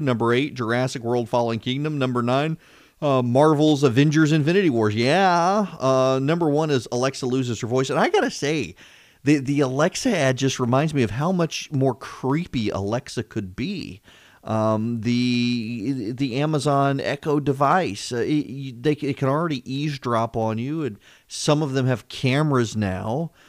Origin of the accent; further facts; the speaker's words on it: Louisiana, United States; I grew up in Louisiana